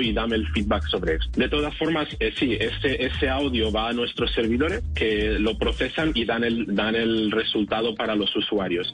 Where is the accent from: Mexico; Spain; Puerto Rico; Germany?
Spain; yo vengo de España